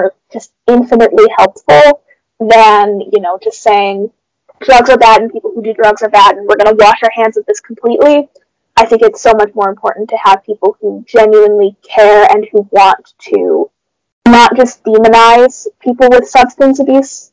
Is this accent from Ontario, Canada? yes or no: yes; Brantford, Ontario, Canada; I'm from Brantford